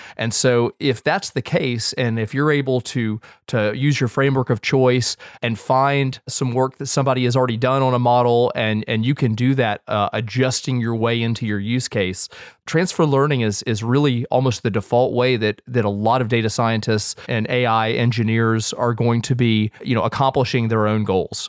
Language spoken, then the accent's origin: English; United States; as a Westerner and as an American with the biases inherent